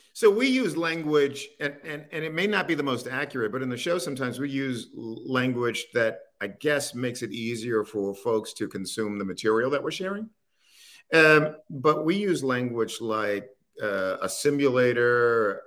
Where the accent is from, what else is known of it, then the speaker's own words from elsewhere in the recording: Baltimore, Maryland, United States; I grew up in Baltimore